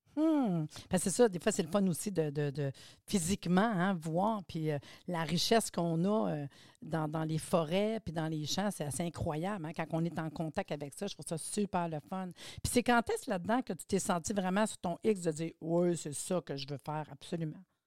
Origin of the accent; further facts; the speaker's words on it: Laurentides, Quebec, Canada; Je suis des Laurentides, moi aussi